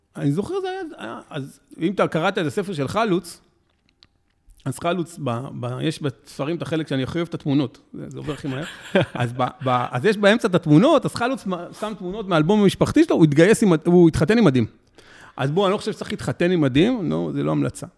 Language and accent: Hebrew; Ra'anana, Central District, Israel; גדלתי ברעננה